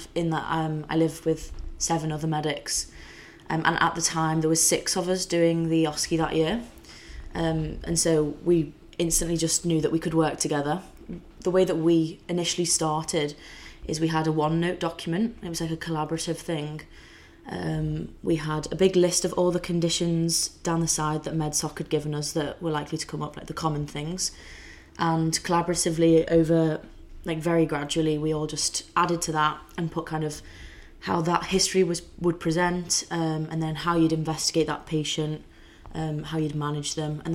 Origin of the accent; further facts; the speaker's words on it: the Wirral, North West England, United Kingdom; I'm from the Wirral, just outside Liverpool